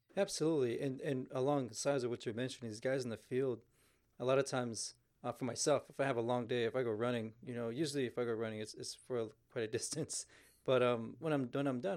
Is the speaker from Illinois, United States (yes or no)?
no; Houston, Texas, United States; moved away; originally I'm from Houston